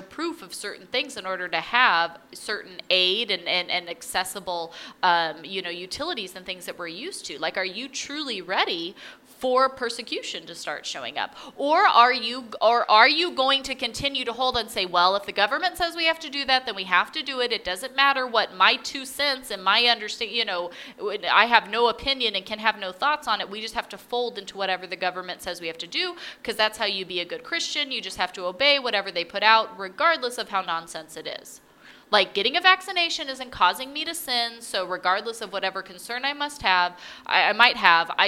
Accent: United States; I'm saying that me as an American

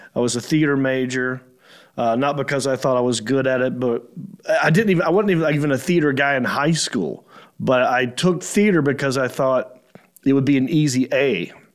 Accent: Hickory, North Carolina, United States; also born or lived in Raleigh, North Carolina / Los Angeles, California; I grew up in Hickory, North Carolina, which is like three hours from Raleigh.

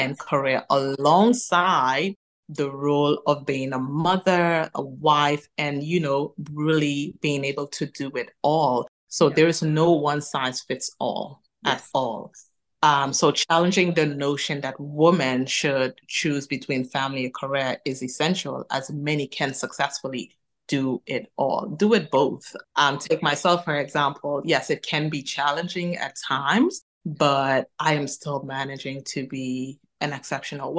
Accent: Turks & Caicos Islands; now in Manchester, United Kingdom; I am originally from the Turks and Caicos Islands

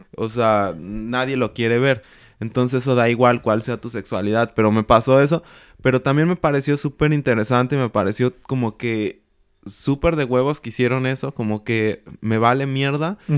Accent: Mexico; moved away as an adult; also born or lived in Mexico City; now in Germany; nosotros como mexicanos

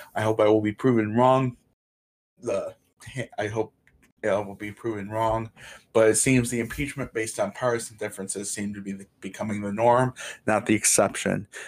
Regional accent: Portland, Michigan, United States; my hometown, Portland

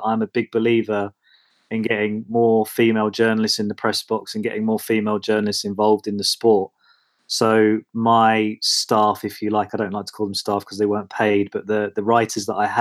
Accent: Watford, East of England, United Kingdom; I was working as a regional journalist in Watford, which is my hometown.

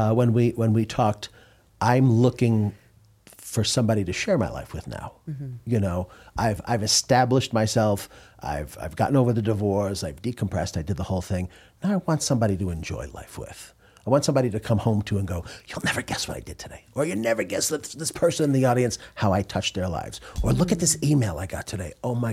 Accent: New York, United States; I'm from New York.

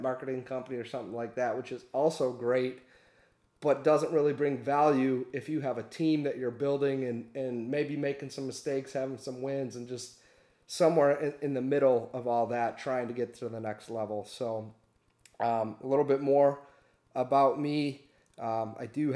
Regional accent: Michigan, United States; also born or lived in Detroit, Michigan; We're from Michigan. I live in Detroit, Michigan. But we moved all around the state

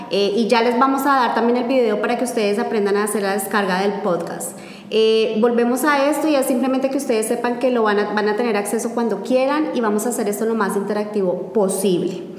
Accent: Bogotá, Colombia; puntualmente lo hablo en Colombia, en Bogotá, de donde yo soy, posiblemente no los teníamos.

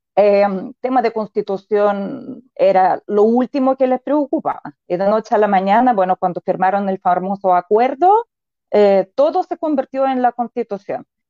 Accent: Belarus; born or raised there; moved away as an adult; now in Chile

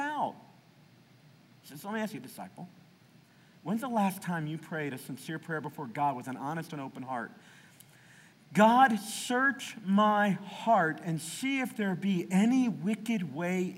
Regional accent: the South, United States; I grew up in the South

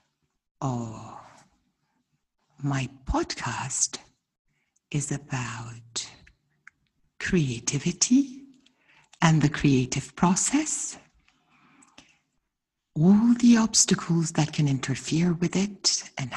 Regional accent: Ghana; I'm from Ghana

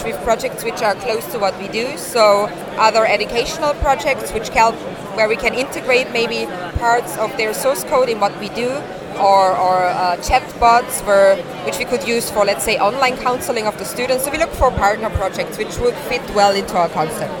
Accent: Austria; moved away as an adult; now in Nepal; I'm originally from Austria, but I live and work since 4 years now in Nepal

